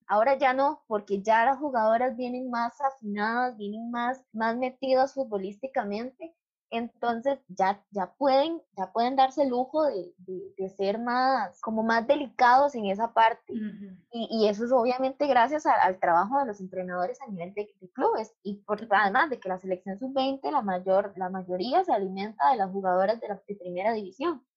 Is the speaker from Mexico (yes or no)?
no; Costa Rica